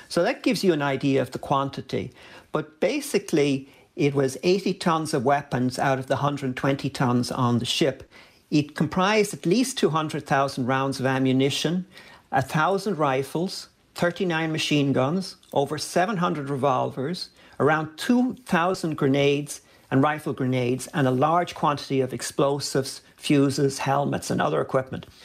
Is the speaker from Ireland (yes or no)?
yes; Dublin, Leinster, Ireland; when I was a kid growing up in Dublin.